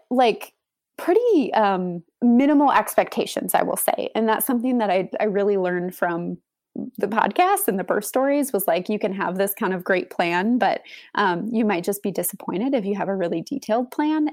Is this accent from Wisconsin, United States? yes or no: yes; Wisconsin, United States; moved away as an adult; now in Austin, United States; We moved to Austin from Wisconsin. We're both from the Wisconsin area